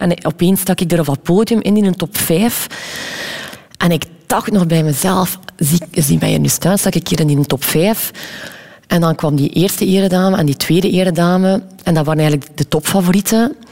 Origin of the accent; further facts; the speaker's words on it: Wevelgem, Flanders, Belgium; we zijn ook opgegroeid in Wevelgem.